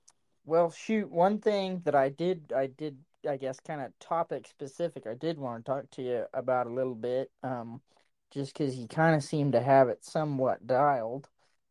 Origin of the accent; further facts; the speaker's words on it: United States; also born or lived in Oklahoma / Texas; growing up around Oklahoma and Texas